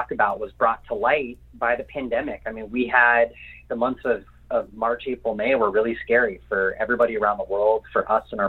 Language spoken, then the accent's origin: English; Orange County, California, United States; moved away as an adult; now in San Diego, United States; I'm born and raised in Orange County